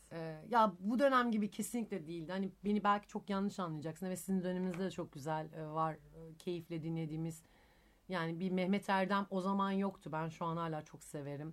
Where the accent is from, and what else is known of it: Izmir, Turkey; moved away; also born or lived in Thessaloniki (family origin)